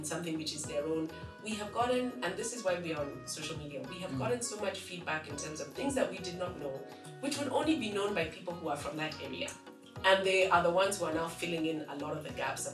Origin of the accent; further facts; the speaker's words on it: Nairobi, Kenya; When I grew up, and I'm a Nairobi girl, we did not have divisions around tribe.